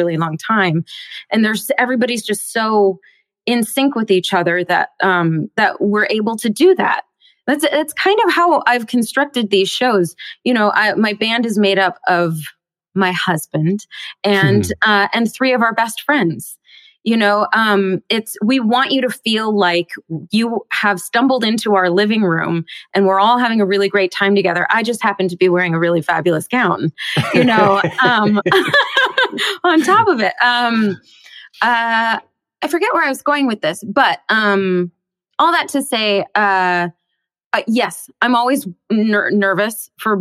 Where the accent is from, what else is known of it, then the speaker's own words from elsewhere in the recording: Bellevue, Washington, United States; just outside of Seattle in Bellevue, Washington